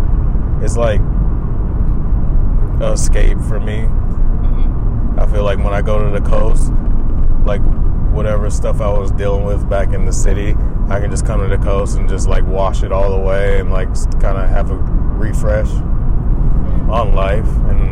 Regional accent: Florida, United States; moved away; I'm from Florida

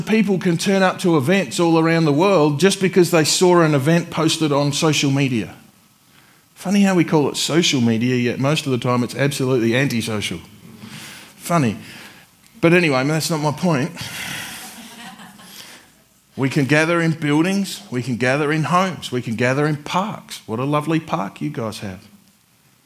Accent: Adelaide, South Australia, Australia; now in Warrnambool, Australia; I'm from Adelaide, where it rains like twice a year

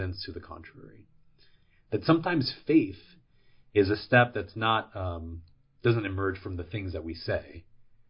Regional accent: Puerto Rico; now in United States; I'm from Puerto Rico, and Puerto Ricans are U.S. citizens since the 1910s. So when we moved from Puerto Rico to the mainland

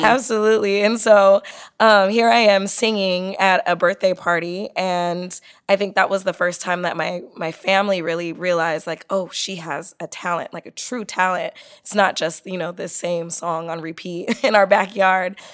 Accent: San Diego, California, United States; I grew up in San Diego

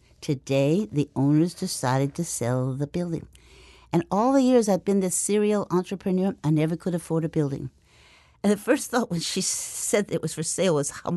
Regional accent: Alexandria, Louisiana, United States; now in New Orleans, United States; I was born in Alexandria, Louisiana

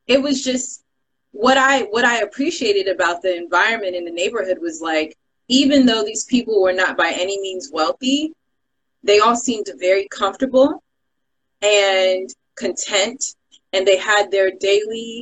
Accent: Sierra Leone; not being Ghanaian, I'm Sierra Leonean.

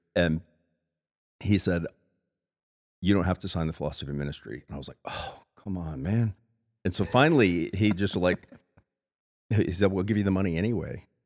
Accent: South Florida, United States; now in Spokane, United States; I'm from South Florida

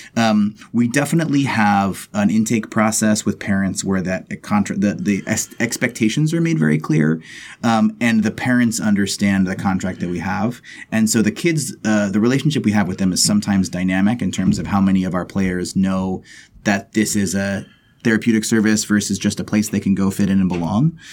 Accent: Texas, United States; I'm from Texas

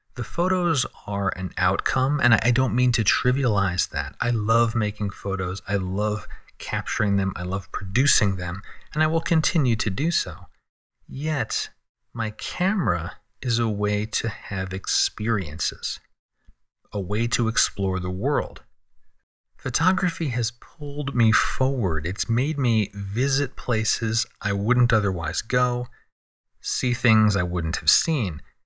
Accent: San Diego, California, United States; my hometown of San Diego

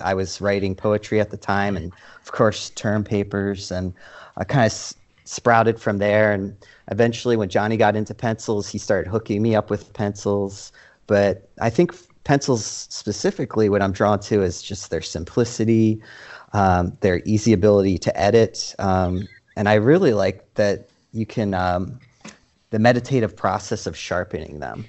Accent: Dundalk, Maryland, United States; moved away as an adult; now in Portland, United States; I hail from Baltimore, more specifically Dundalk, Dundalk, hon

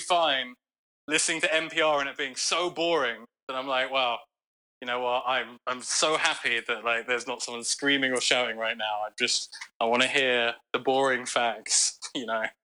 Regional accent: London, United Kingdom; now in United States; I grew up in London

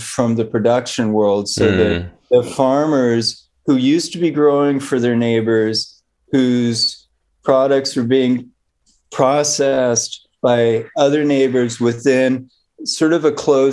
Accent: Bay Area, California, United States; I grew up in the Bay Area

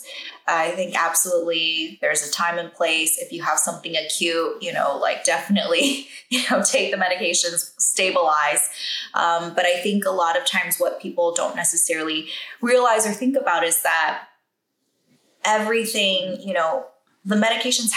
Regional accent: Taiwan; I grew up in Taiwan.

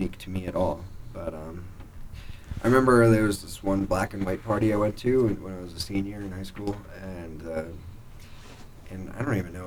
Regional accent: Littleton, Colorado, United States; I grew up in Littleton, Colorado

